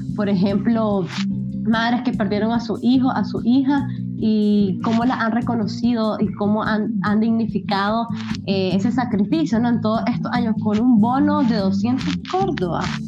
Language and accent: Spanish; Nicaragua; como mujer nicaragüense, mujer centroamericana